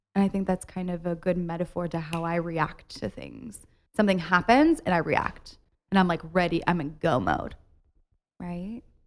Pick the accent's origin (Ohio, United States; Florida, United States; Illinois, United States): Ohio, United States; moved away; I went home this weekend to see my family in Ohio